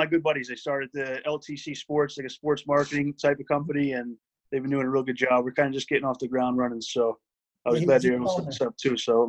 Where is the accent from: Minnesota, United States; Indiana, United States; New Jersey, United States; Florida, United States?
New Jersey, United States; now in Philadelphia, United States; Born in Jersey. I'm born in South Jersey, but we moved there. My whole entire family was born in South Philly. I was born in Jersey, but we're back in Philly now, all of us.